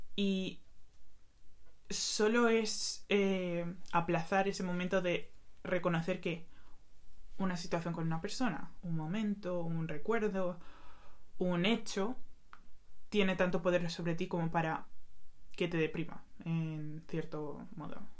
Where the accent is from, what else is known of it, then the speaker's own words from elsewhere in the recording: Madrid, Community of Madrid, Spain; yo nací en Madrid, he vivido toda mi vida en Madrid, pero mis padres son dominicanos